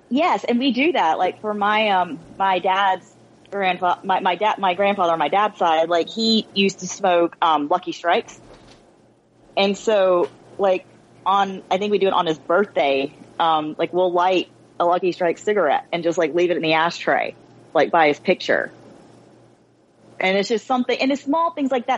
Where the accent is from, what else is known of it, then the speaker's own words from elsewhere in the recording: United States; as a child of Asian immigrants, you know, born and raised in America